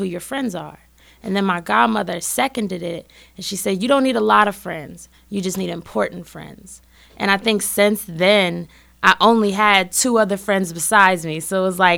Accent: Berkeley, California, United States; moved away as an adult; also born or lived in Oakland, California; now in Chicago, United States; I'm originally from Berkeley, California

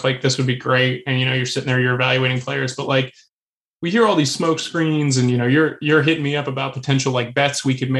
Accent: Maryland, United States; I grew up in Maryland

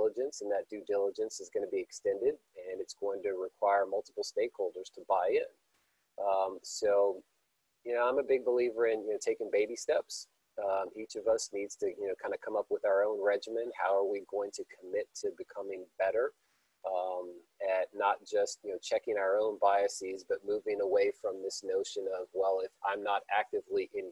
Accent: Baton Rouge, Louisiana, United States; born Black in Baton Rouge in the 1970s

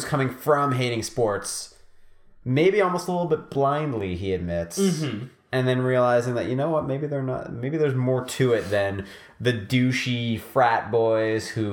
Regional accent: Montreal, Quebec, Canada; I'm from Montreal

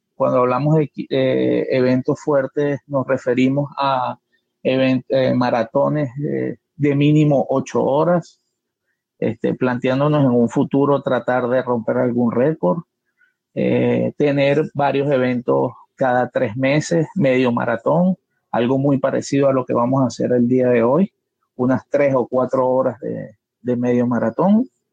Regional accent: Caracas, Capital District, Venezuela; soy de Caracas, Venezuela

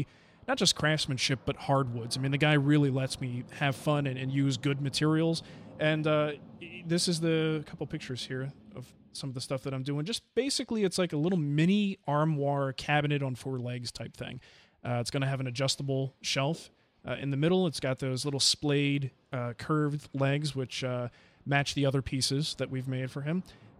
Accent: New Jersey, United States; I grew up in New Jersey and had my house broken into like 3 times

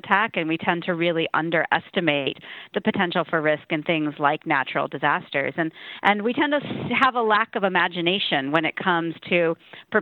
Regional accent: Midwest, United States; I grew up in the Midwest

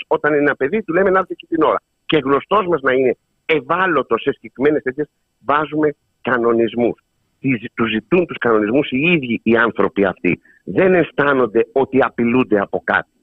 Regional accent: Samos, North Aegean, Greece; στην πατρίδα μου, τη Σάμου

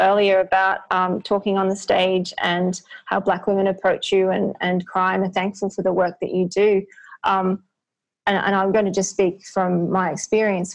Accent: Australia; I was born here, my parents met here

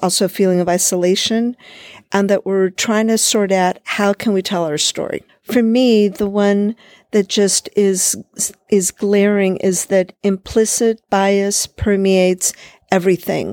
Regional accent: California, United States; I'm from California

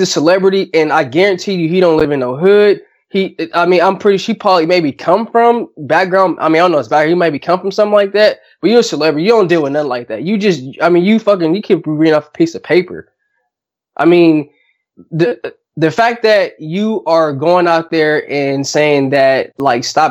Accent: California, United States; we grew up like in California

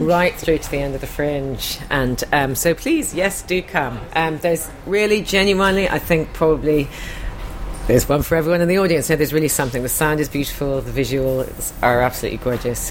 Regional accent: Ireland; I'm from Ireland

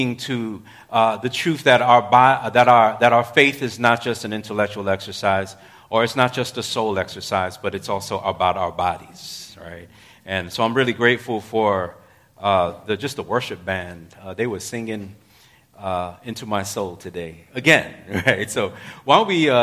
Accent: New York City, New York, United States; I'm in the other New York, right? I'm a New Yorker

